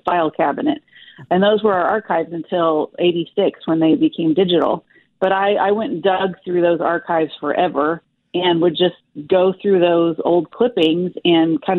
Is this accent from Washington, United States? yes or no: no; Dodge City, Kansas, United States; also born or lived in Chattanooga, Tennessee / Wichita, Kansas; I grew up in Dodge City and went to KU